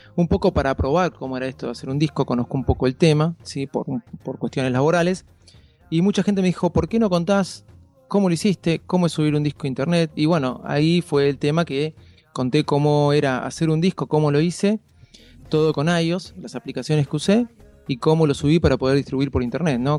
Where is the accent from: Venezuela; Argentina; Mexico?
Argentina; como todo argentino, este, muy admirador del fútbol